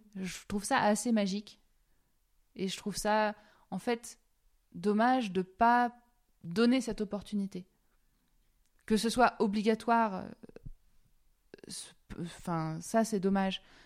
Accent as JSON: {"language": "French", "country": "France", "moved": "yes", "lives_now": "Switzerland", "said": "je suis française, c'est ça ça oui et, je, suis très fière de, mon pays"}